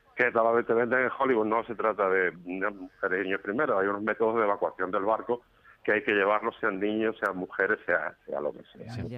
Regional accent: Málaga, Andalusia, Spain; now in Antequera, Spain; Yo soy malagueño aunque vivo en Antequera

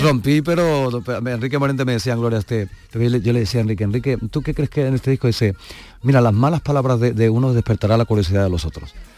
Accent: Huelva, Andalusia, Spain; moved away; me voy unos días para, mi tierra y a ver a mi gente.

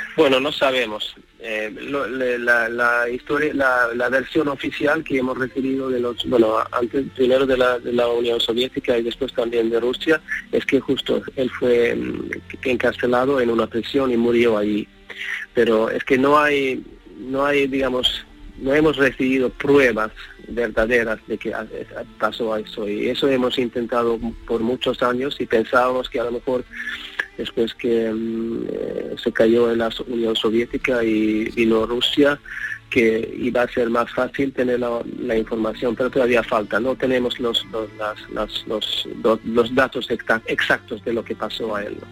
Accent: Sweden; moved away as an adult; now in Madrid, Spain

